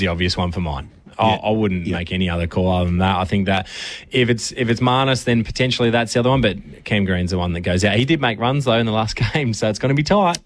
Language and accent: English; Australia; as an Aussie